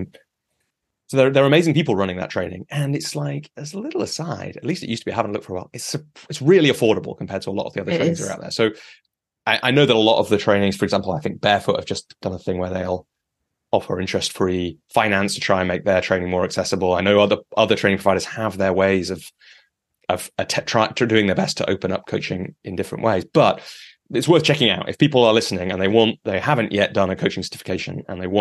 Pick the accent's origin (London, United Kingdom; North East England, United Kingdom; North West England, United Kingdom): North West England, United Kingdom; near Lancaster; moved away; I grew up in the countryside near Lancaster